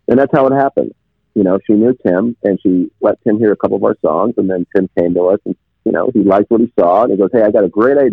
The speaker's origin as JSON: {"language": "English", "region": "New Jersey", "country": "United States", "tie": "born or raised there", "said": "I was raised in New Jersey"}